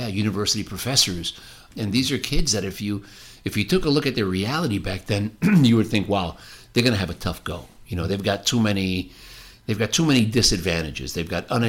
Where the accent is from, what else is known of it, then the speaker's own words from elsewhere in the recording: New Jersey, United States; the community that I grew up in New Jersey